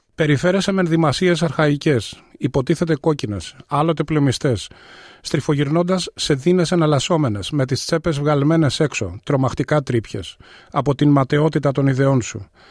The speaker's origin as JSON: {"language": "Greek", "town": "Athens", "region": "Attica", "country": "Greece", "tie": "born or raised there", "moved": "as an adult", "lives_now": "Melbourne, Australia", "said": "Γεννήθηκα στην Αθήνα πριν ε, σχεδόν 64 χρόνια. Ε, στην Αυστραλία ήρθα το 1992"}